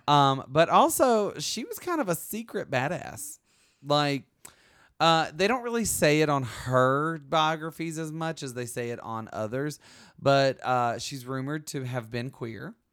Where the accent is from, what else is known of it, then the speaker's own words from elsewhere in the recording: Alabama, United States; moved away as an adult; also born or lived in California; I grew up in Alabama where a lot of black history happened